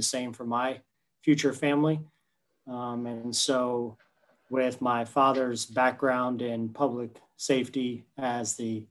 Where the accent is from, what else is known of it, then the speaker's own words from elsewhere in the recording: Winter Park, Florida, United States; I grew up in the Winter Park, Winter Springs area, just outside of Oviedo.